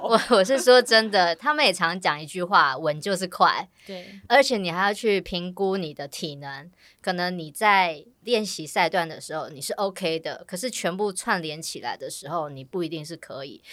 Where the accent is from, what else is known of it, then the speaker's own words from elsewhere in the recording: Taiwan; 我们台湾人